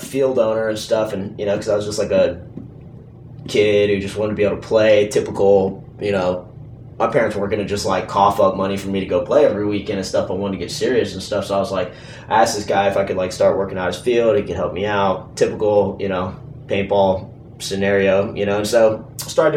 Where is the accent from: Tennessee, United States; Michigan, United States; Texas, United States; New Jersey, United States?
Texas, United States; Houston; I grew up in Houston